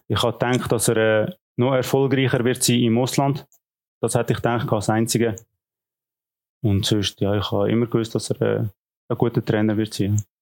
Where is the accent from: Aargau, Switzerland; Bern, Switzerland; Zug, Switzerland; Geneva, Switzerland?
Zug, Switzerland; Unterägeri; moved away; also born or lived in Lucerne / Kriens / Schaffhausen / Thun; Ich bin aufgewachsen in Unterägeri, in Zug